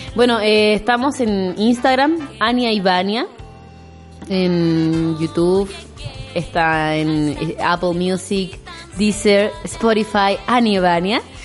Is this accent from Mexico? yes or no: no; Puerto Montt, Los Lagos, Chile; soy de Puerto Montt